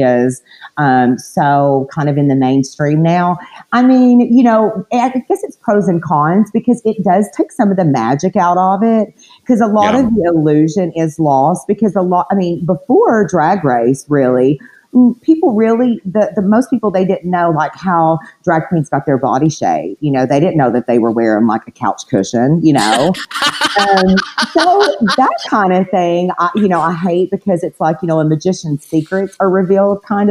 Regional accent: Cleveland, Tennessee, United States; moved away as an adult; also born or lived in Florida; I'm from a little small town in Tennessee. It's called Cleveland, Tennessee.

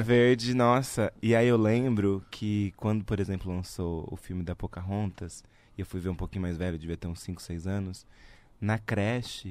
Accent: Araraquara, São Paulo, Brazil; moved away; eu sou de Araraquara, no interior de São Paulo

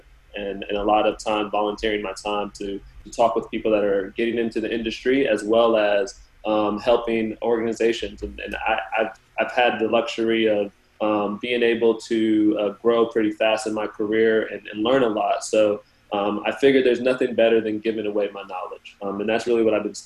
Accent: Southern California, United States; now in Miami, United States; I'm originally from Southern California, so I'm used to good weather, I guess, throughout my whole life.

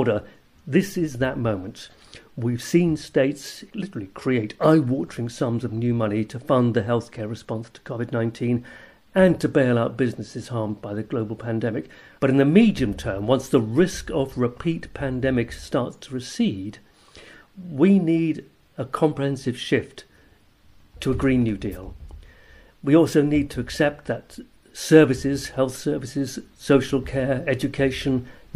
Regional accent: Jersey; I'm from Jersey in the Channel Islands

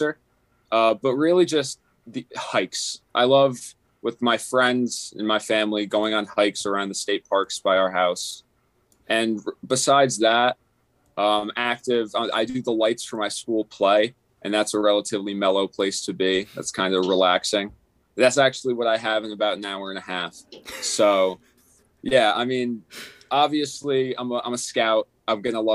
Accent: Sparta, New Jersey, United States; I'm from Northern New Jersey, the greatest state in all of the 50. Sparta, New Jersey

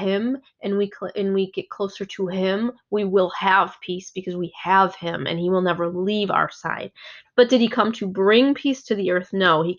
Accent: Germany; now in United States; I'm not from here natively. I came from Germany.

